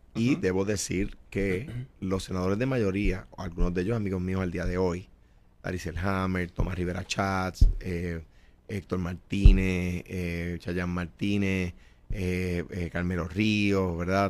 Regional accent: Coamo, Puerto Rico; moved away; also born or lived in San Juan; Soy un jíbaro de Cuamo eh, me crié allí, allí regresaré

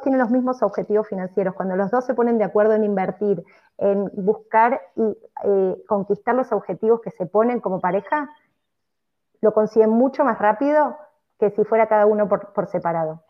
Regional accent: Argentina; moved away; la sociedad católica en la que, en la que, fuimos criados eh, en Argentina

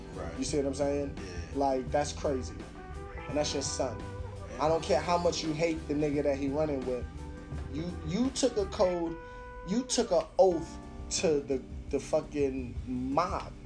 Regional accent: New York City, New York, United States; I'm from Brooklyn

